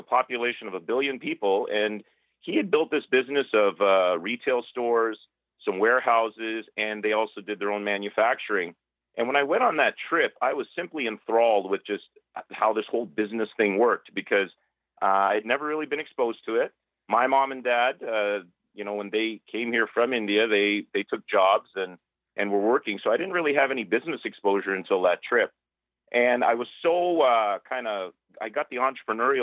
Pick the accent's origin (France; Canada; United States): Canada; Toronto, Ontario; also born or lived in Markham / Mississauga / Oakville; I'm born and raised in Toronto, lived around suburbs of Toronto, Markham, Mississauga, Oakville, my whole life